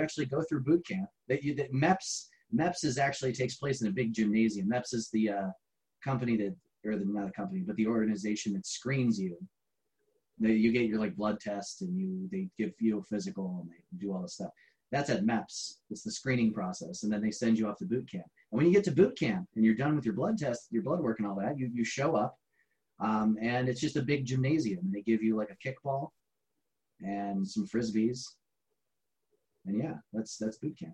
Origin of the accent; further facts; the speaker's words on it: Garrettsville, Ohio, United States; my hometown was garrettsville